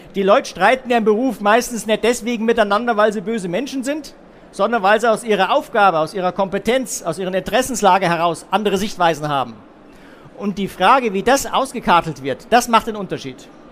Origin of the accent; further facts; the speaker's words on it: Munich, Bavaria, Germany; Bei uns in München